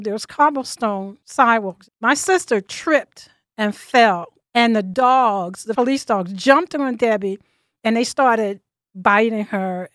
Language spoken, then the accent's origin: English; Virginia, United States; now in Philadelphia, United States; I'm from Virginia